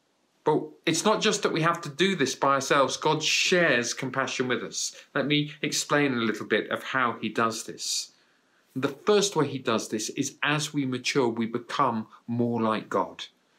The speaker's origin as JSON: {"language": "English", "country": "United Kingdom", "tie": "born or raised there", "said": "It was in a county town in the UK. But for years beforehand, it was my hometown."}